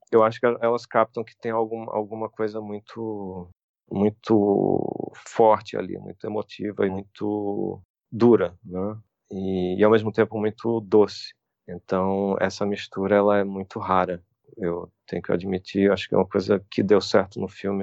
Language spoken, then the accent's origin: Portuguese; Brazil; nós somos brasileiros, somos artistas brasileiros